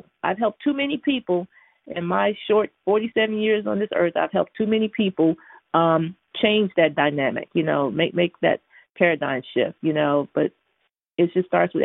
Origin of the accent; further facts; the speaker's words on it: Houston, Texas, United States; moved away; I'm from Houston, Texas originally, and so I'm the baby of eight